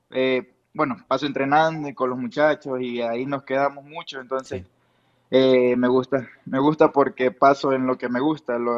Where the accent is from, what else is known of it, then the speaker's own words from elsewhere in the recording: Ecuador; now in Tijuana, Mexico; Salimos de Ecuador, de Ecuador y nos fuimos a Tijuana sin pensarlo dos veces y a ver qué pasa.